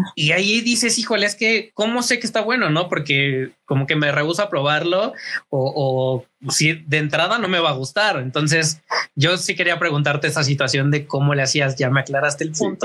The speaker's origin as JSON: {"language": "Spanish", "region": "Morelos", "country": "Mexico", "moved": "yes", "lives_now": "Mexico City, Mexico", "said": "Yo no soy de esta ciudad, soy de Morelos, un, estado también de aquí de, de México."}